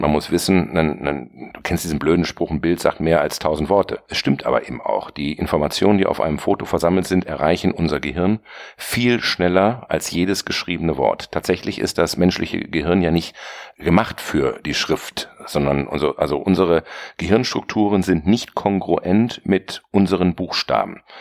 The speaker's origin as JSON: {"language": "German", "town": "Bielefeld", "region": "North Rhine-Westphalia", "country": "Germany", "tie": "born or raised there", "also_born_or_lived": "Ravensburg / Hamburg / Bonn / New York", "moved": "as an adult", "lives_now": "Berlin, Germany", "said": "Ich bin gebürtiger Ravensburger, aufgewachsen im ostwestfälischen Bielefeld"}